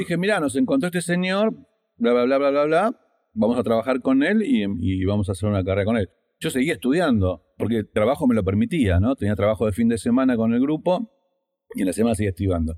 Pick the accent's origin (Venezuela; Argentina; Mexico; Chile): Argentina